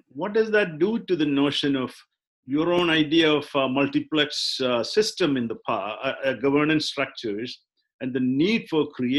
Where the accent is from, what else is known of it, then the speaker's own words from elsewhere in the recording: India; I mean, you and I come from Indian civilization, but we are not probably going to be included in that notion of civilization.